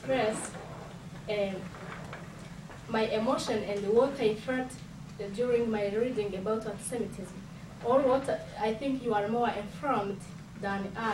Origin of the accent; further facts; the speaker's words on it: Rwanda; I, as a Rwandan, as someone from Africa